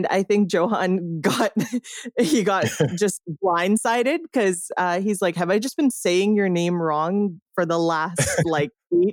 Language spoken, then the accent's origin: English; Canada; And so as a Canadian, I don't have much say. I just, you know, I exist outside of this sphere